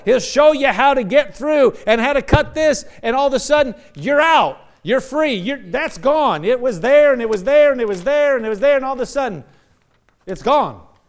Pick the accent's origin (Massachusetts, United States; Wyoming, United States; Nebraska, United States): Nebraska, United States; moved away; I'm from Nebraska.